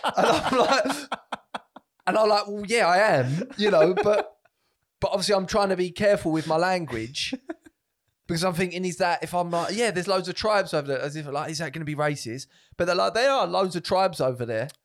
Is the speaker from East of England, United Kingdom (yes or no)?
yes; Essex, East of England, United Kingdom; I'm from Essex